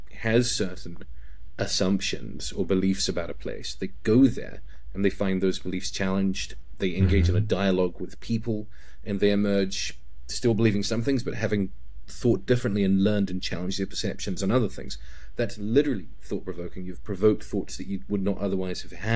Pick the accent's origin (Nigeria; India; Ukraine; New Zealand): New Zealand; moved away as an adult; also born or lived in China / Spain / Hungary / United Kingdom; now in Poland; As a Kiwi